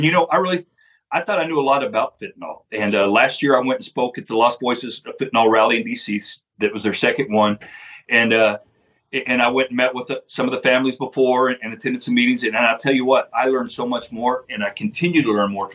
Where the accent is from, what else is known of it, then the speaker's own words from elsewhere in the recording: Sanderson, Texas, United States; the patrol agent in charge of the Sanderson Border Patrol Station right here in my hometown